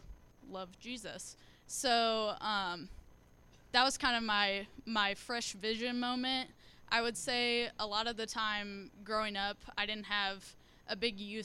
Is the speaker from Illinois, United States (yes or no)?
yes; Springfield, Illinois, United States; moved away as an adult; now in Indianapolis, United States; I'm from Illinois, so that's kind of fun, from Springfield. Growing up, I always went to church